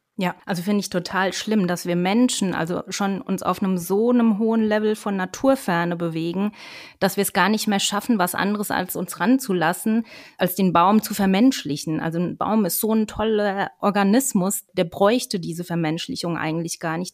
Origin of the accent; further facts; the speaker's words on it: Germany; bei uns in Deutschland